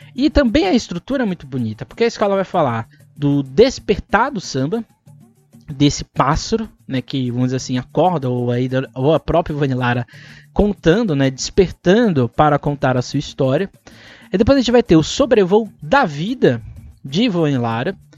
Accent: São Paulo, Brazil; para nós que somos de São Paulo

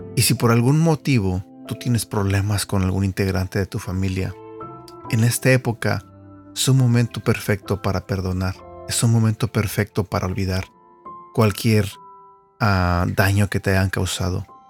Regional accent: Mexico; yo crecí eh, en México con mis hermanos y mi mamá

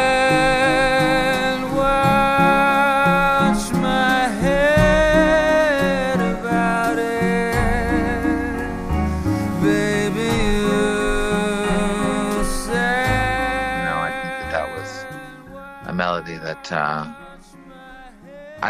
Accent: Montreal, Quebec, Canada; I was brought up in Montreal

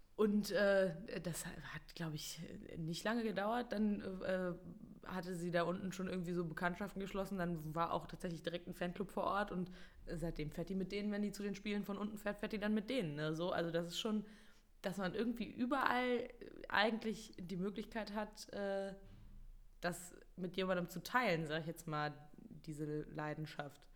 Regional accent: Mönchengladbach, North Rhine-Westphalia, Germany; ich bin halt in Gladbach geboren und habe schon immer quasi eigentlich, bis ich dann irgendwann ausgezogen bin, äh, im gleichen Haus gewohnt

